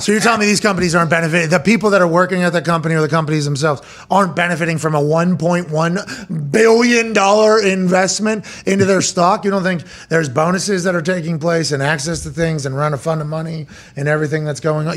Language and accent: English; Pittsburgh, Pennsylvania, United States; I said Pittsburgh